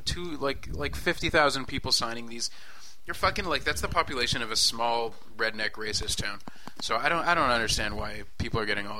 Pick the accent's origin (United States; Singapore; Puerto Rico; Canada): Canada; Well, we're Canadian.